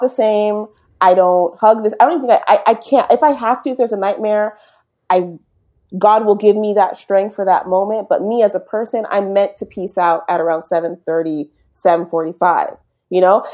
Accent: Berkeley, California, United States; first language English; moved away as an adult; now in Canada; in California. Berkeley

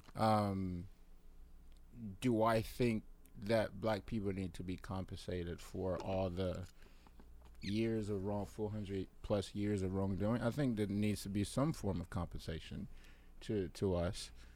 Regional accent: Liberia; moved away; my home country, birth country, Liberia

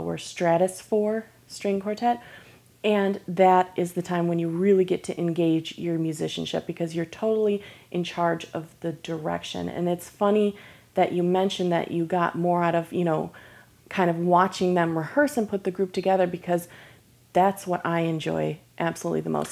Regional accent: Michigan, United States; now in Lake Worth, United States; originally I'm from Michigan

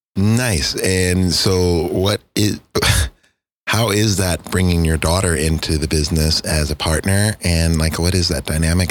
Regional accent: Texas, United States; me being a Texan

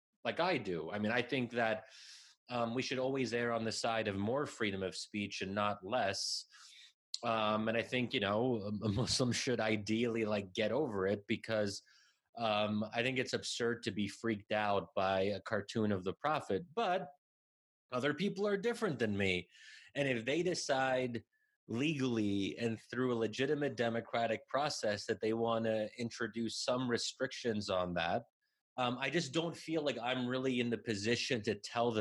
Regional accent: United States; I'm born and raised in America

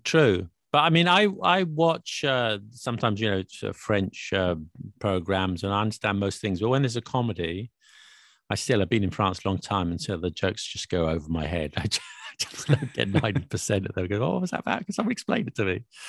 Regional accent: United Kingdom; I'm British

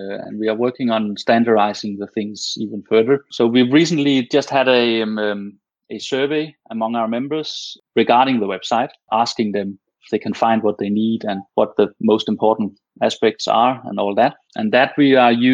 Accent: Denmark; first language Danish; English is a second language; Most Danish people understand and speak English very well. But of course, we're always more comfortable in our native tongue.

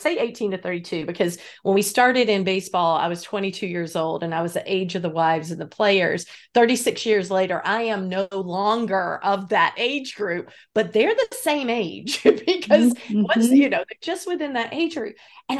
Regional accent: North Carolina, United States; Lord, I'm from North Carolina originally.

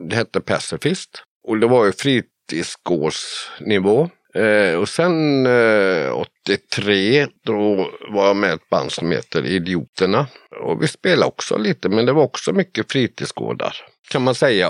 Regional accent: Borås, Västra Götaland, Sweden; also born or lived in Viskafors; now in north of Gothenburg, Sweden; jag är född och uppvuxen i Borås.

